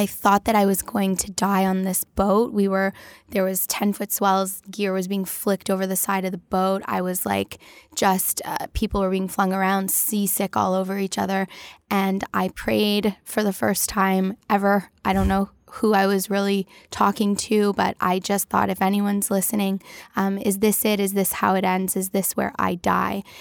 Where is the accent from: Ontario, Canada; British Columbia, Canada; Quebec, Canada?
Ontario, Canada; Toronto; I grew up in Toronto